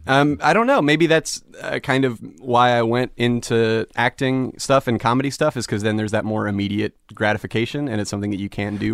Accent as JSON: {"language": "English", "town": "Phoenix", "region": "Arizona", "country": "United States", "tie": "born or raised there", "also_born_or_lived": "New York", "moved": "as an adult", "said": "I'm from Phoenix, Arizona"}